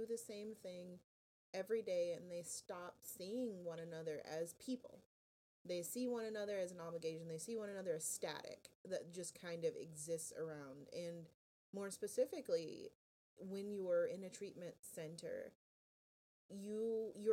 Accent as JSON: {"language": "English", "town": "West Palm Beach", "region": "Florida", "country": "United States", "said": "I'm from South Florida, kind of around your neck of the woods, actually, from West Palm Beach area"}